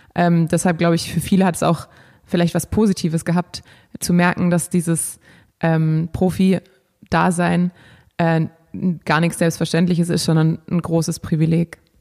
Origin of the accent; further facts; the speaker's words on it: Germany; hier bei uns in Deutschland